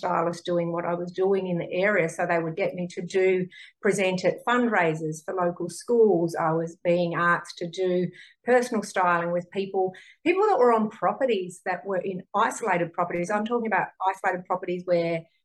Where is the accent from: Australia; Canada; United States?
Australia; northern Tasmania; moved away as an adult; also born or lived in western New South Wales; I grew up in Tasmania, in northern Tasmania.